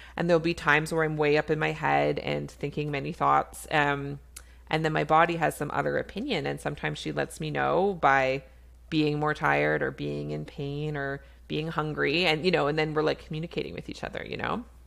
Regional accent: Canada; I'm a Canadian family physician

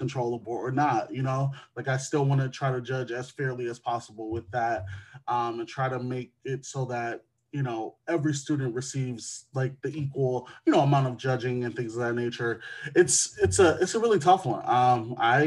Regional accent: Wisconsin, United States; my home state of Wisconsin

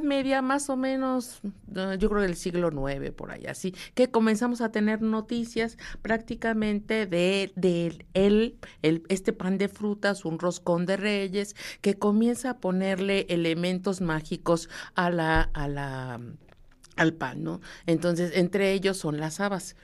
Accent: Mexico; soy mexicana

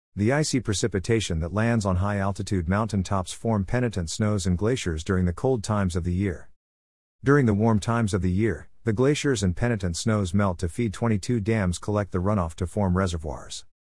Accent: Rockwall, Texas, United States; Rockwall, my hometown

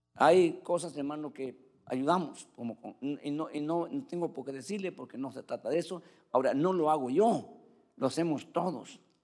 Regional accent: Cuba; yo en Cuba

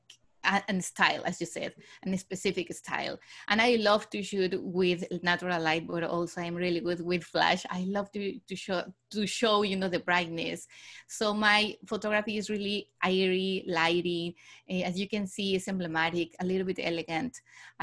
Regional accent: Mexico City, Mexico; moved away as an adult; also born or lived in Barcelona, Spain / London, United Kingdom; I was born and raised in Mexico City

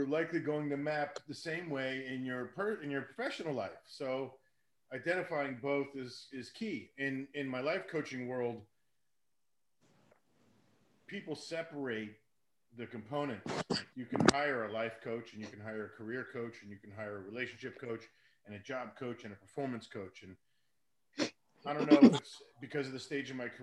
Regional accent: Hollywood, Florida, United States; I grew up in a city over in South Florida called Hollywood

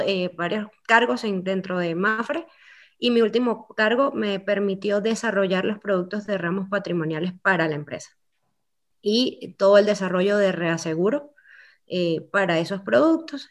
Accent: Venezuela; moved away as an adult; also born or lived in Antigua Guatemala, Guatemala; now in Guatemala; soy venezolana, con mucho amor hacia mi país. Llegué a Guatemala en el dos mil trece

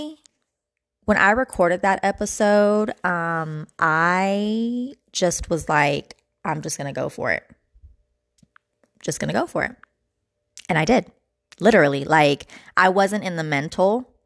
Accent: California, United States; I'm from Cali

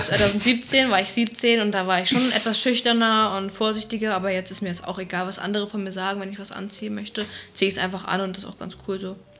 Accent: Flensburg, Schleswig-Holstein, Germany; born or raised there; now in Berlin, Germany

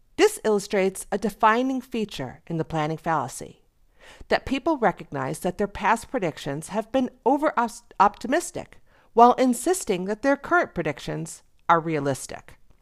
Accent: Western New York, United States; moved away; I grew up in Western New York

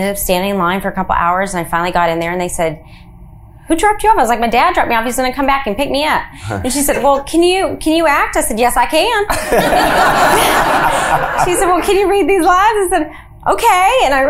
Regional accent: Nashville, Tennessee, United States; moved away; also born or lived in New Orleans, Louisiana; I grew up in Nashville, Tennessee

